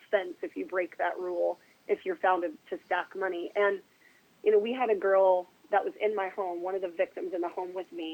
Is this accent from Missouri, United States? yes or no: no; Oregon, United States; I'm from Oregon